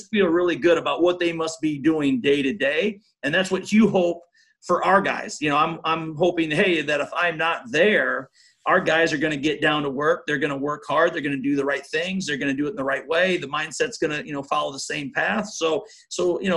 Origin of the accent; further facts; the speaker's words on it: Iowa, United States; moved away; I still have strong ties to Iowa, being from there and my family and everything